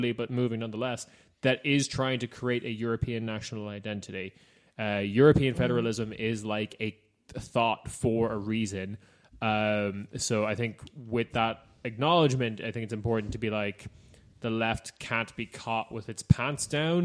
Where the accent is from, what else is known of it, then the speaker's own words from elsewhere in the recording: Ireland; I'm Irish.